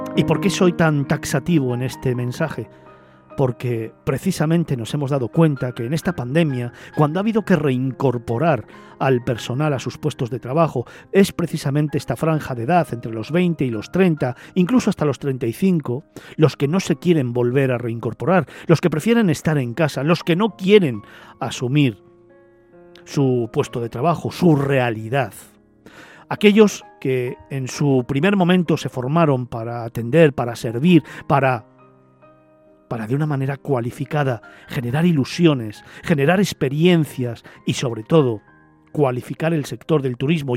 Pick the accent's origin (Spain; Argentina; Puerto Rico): Spain